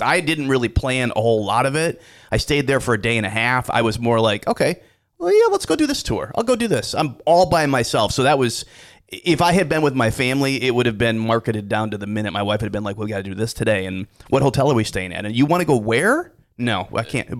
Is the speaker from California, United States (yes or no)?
no; Dubuque, Iowa, United States; I grew up in Dubuque